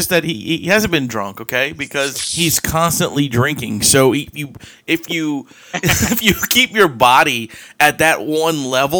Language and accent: English; New Orleans, Louisiana, United States; I'm also from New Orleans area.